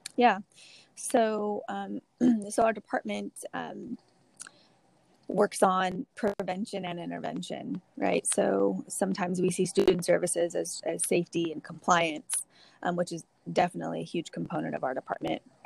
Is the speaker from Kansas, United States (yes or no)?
no; Dinuba, California, United States; I'm originally from Dinuba.